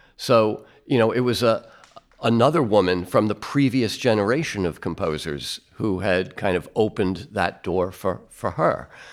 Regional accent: United States; as an American

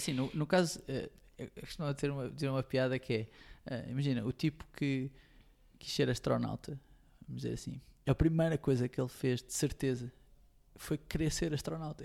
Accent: Montijo, Setúbal, Portugal; Tenho a sorte de ter amigos do Montijo, de onde eu sou

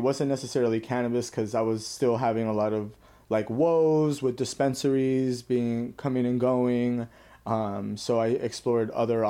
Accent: Cathedral City, California, United States; also born or lived in East Los Angeles, California; In the Coachella Valley in Cathedral City. That's close to Palm Springs.

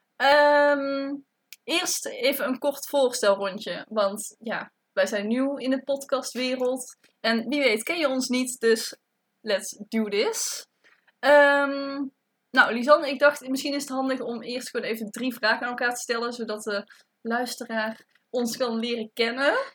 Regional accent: Tilburg, North Brabant, Netherlands; ik kom uit Tilburg

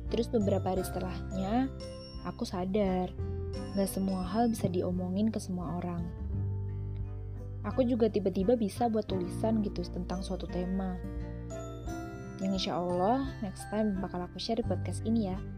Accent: Jepara, Central Java, Indonesia; Aku asli Jawa, kelahiran Jepara

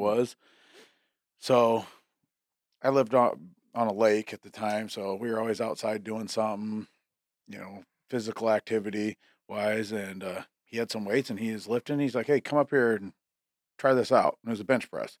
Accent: McCook Lake, South Dakota, United States; I lived out, uh, in McCook Lake, South Dakota

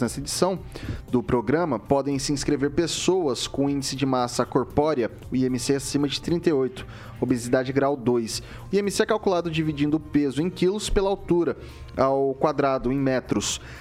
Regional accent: Jaboticabal, São Paulo, Brazil; now in Maringá, Brazil; eu sou do interior de São Paulo, eu sou de uma cidadezinha bem pequenininha na região de Ribeirão Preto que se chama Jaboticabal.

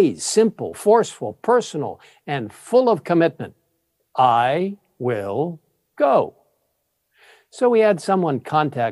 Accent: Cairo, Cairo Governorate, Egypt; moved away; I grew up in Cairo, Egypt

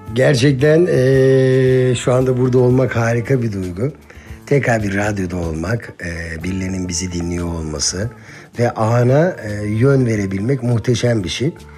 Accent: Eskişehir, Turkey; 1980 Eskişehir doğumluyum ben.

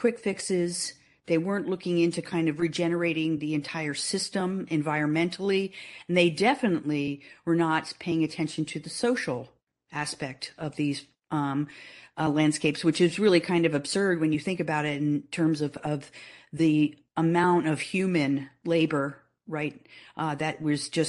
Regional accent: New Jersey, United States; growing up in New Jersey

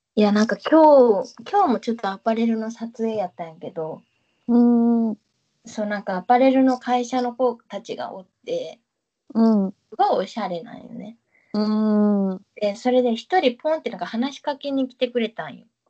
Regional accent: Fukuoka, Japan; accent: Hakata dialect; now in Tokyo, Japan; 絶対にうちタメ口でも博多弁話さんも、東京では。

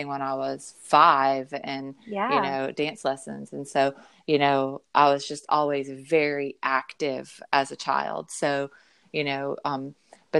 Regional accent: the South, United States; growing up in the South, I was mostly raised by my grandmother

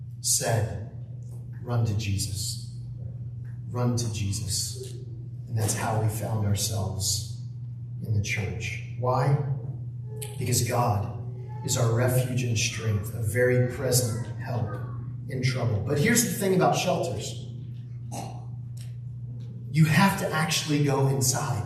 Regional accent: the Northwest, Pacific Northwest, United States; now in Texas, United States; I grew up in the Northwest

